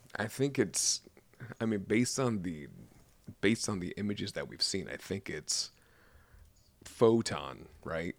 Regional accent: United States; I'm American.

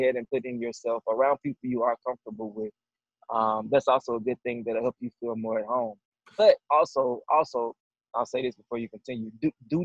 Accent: the South, United States; moved away as an adult; I'm a dude from the South

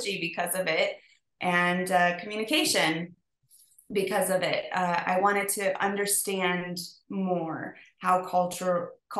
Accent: United States; also born or lived in Mexico; we were raised in the States

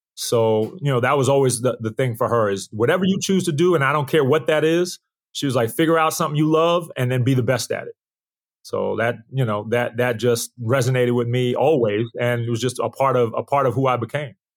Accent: Uniondale, New York, United States; also born or lived in Queens, New York; I was in the suburb of, of New York. It's called, it was called Uniondale

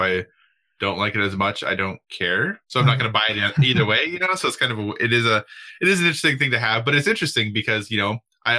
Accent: Minnesota, United States; moved away; I am originally from Minnesota

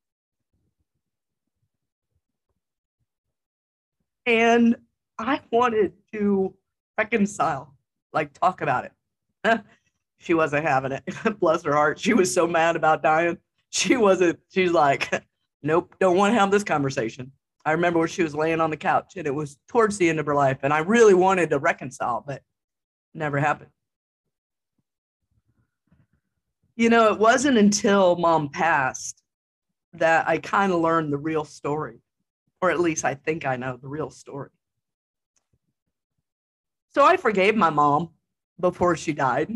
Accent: Jefferson City, United States; moved away; the Jeff city limits, my hometown

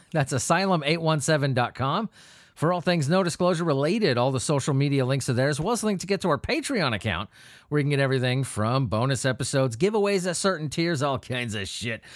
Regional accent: Southern California, United States; moved away; I grew up in Southern California

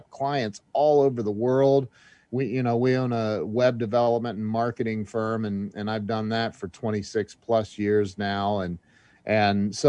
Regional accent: Indian Lake, Ohio, United States; about 7 years old growing up in Indian Lake, Ohio.

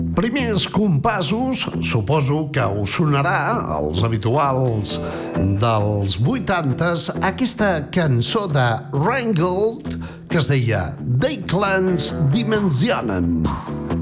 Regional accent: Bages, Catalonia, Spain; jo sóc del Bages

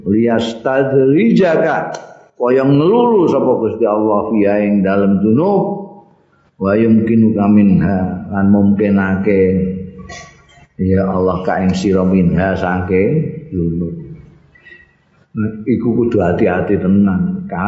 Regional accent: Java, Indonesia; ini kan orang Indonesia aku aku Jawa orang Jawa pak

